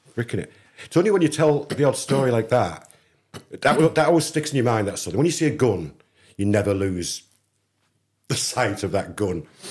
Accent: England, United Kingdom; I'm an English kid

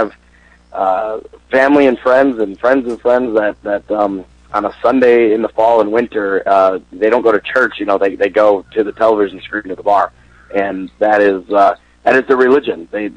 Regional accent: outside of Madison, southern Wisconsin, United States; moved away as an adult; now in Minnesota, United States; when you're born and raised in southern Wisconsin, right, I grew up right outside of Madison

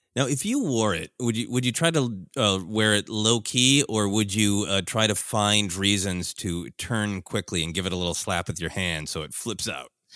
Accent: Minnesota, United States; moved away; growing up in Minnesota

